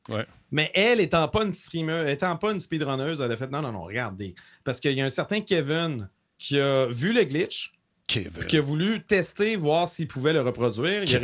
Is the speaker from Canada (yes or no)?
yes; Canada